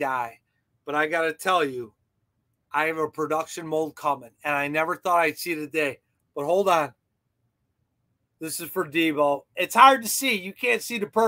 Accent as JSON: {"language": "English", "town": "Chicago", "region": "Illinois", "country": "United States", "said": "I'm from Chicago"}